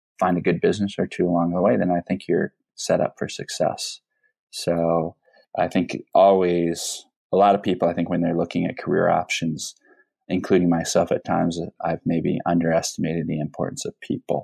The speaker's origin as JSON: {"language": "English", "town": "Peoria", "region": "Illinois", "country": "United States", "tie": "born or raised there", "moved": "yes", "said": "I grew up in Peoria, Illinois."}